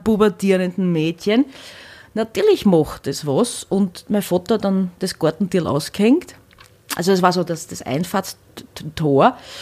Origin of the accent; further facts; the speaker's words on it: Hornstein, Burgenland, Austria; moved away; also born or lived in Vienna; bei der Tamboritze in Hornstein, wo ich her bin